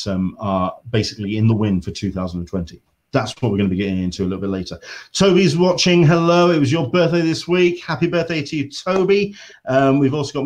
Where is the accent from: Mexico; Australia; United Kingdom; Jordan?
United Kingdom; England; accent: English; I am English. I am based in the UK.